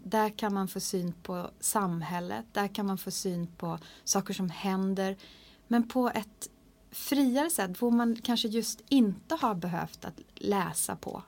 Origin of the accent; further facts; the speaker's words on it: Hardangerfjord, Vestland, Norway; first language Norwegian; Swedish is a second language; moved away as an adult; now in Sweden; det är nära där som jag växte upp. Som heter mm. Folgefonna inne i Hardangerfjorden